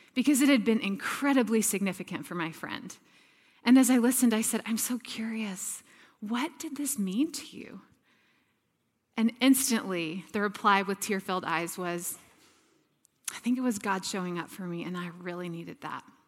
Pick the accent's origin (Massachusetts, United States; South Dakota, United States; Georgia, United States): Georgia, United States; Atlanta; moved away as an adult; also born or lived in Texas; now in San Diego, United States; I grew up in the deep south in Atlanta, Georgia